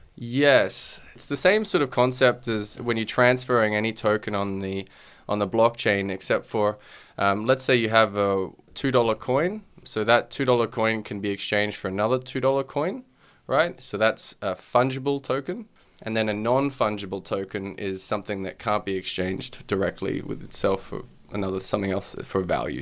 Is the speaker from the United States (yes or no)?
no; Australia; also born or lived in Wales; being Australian